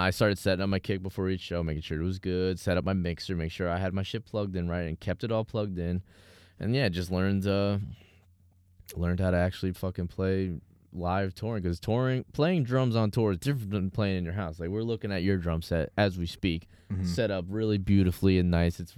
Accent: Massachusetts, United States; Yeah. We're from Massachusetts. I drove out for

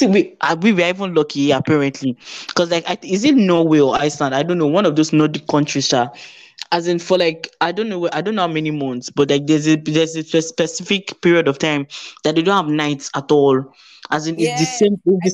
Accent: Nigeria; moved away as an adult; now in United Kingdom; I was born in Nigeria

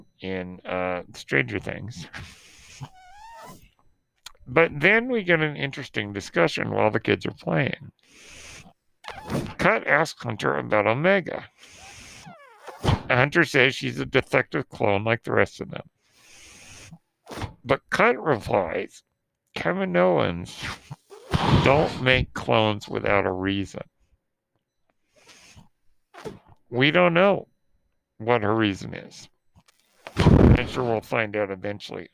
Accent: New Zealand; accent: Kiwi; my terrible Kiwi accent

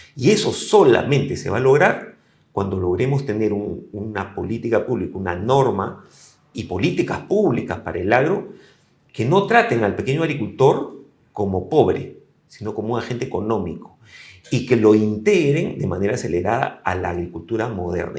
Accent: Peru; como peruanos

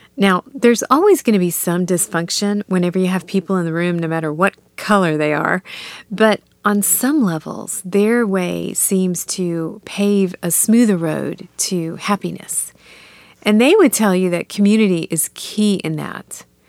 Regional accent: United States; also born or lived in India; I was raised here in the States

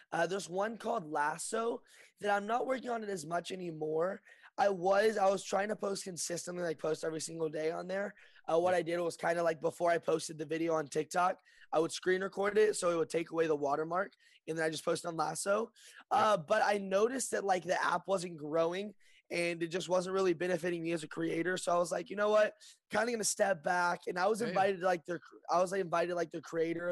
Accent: Lexington, Kentucky, United States; moved away as an adult; now in Burbank, United States; I'm born and raised in Lexington, Kentucky, and I just moved to Burbank

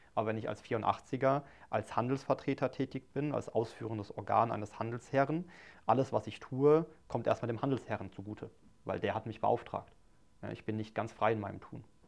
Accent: Mannheim, Baden-Württemberg, Germany; ich bin gebürtiger Mannheimer, ne, komme aus Mannheim, lebe dort seit, seit 29 Jahren

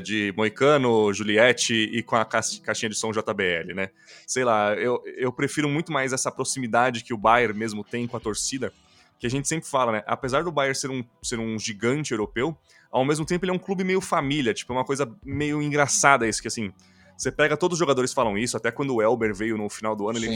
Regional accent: Brazil; a gente, como brasileiro

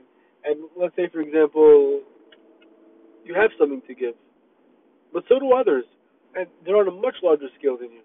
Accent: Miami, Florida, United States; also born or lived in Myrtle Beach, South Carolina / Israel (family); I'm from Miami. I was born in South Carolina, Myrtle Beach. Family's from Israel.

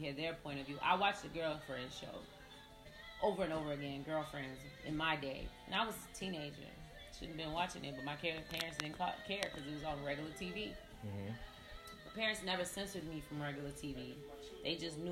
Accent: Gary, Indiana, United States; my neighborhood in Gary

